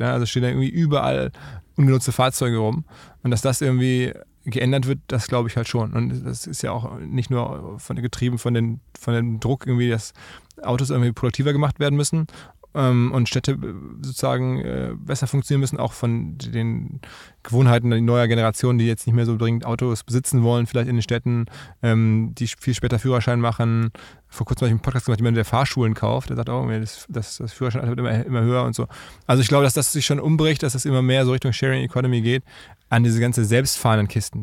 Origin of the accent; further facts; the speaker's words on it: Essen, North Rhine-Westphalia, Germany; Ich bin ja aus Essen